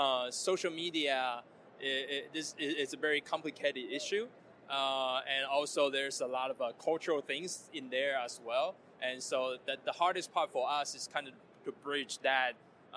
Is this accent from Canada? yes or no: no; Taiwan; I'm from Taiwan.